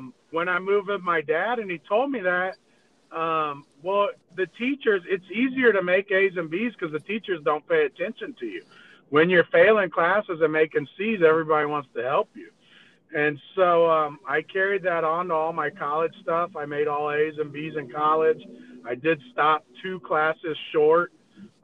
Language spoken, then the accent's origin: English; San Antonio, Texas, United States; I grew up in in San Antonio, Texas